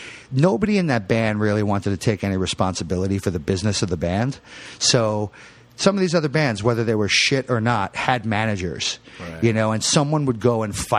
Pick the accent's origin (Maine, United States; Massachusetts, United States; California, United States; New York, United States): New York, United States; Queens Village; Queens Village. So I actually lived across the street from my high school.